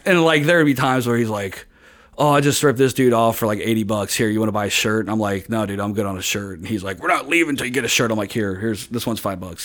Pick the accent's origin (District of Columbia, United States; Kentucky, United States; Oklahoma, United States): Kentucky, United States; Hebron; in Kentucky, in, in, like, my hometown of Hebron.